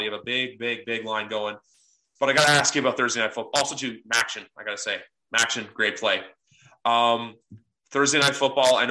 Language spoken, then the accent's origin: English; Canada; I'm actually Canadian. I don't live in the States.